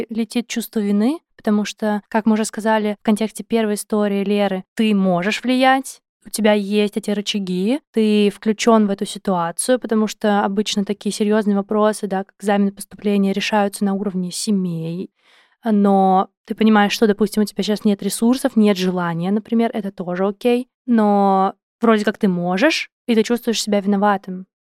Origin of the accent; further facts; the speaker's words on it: Tbilisi, Georgia; Russian is a second language; Гамарджоба, я из, я из Грузии, из Тбилиси.